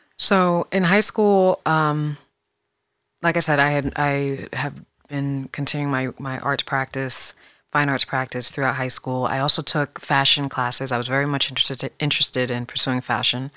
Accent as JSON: {"language": "English", "town": "Fairfax", "region": "Virginia", "country": "United States", "tie": "born or raised there", "also_born_or_lived": "Queens, New York", "said": "I was born in New York, but I was, I was raised primarily in Fairfax, Virginia, which is the northern Virginia, right outside of D C"}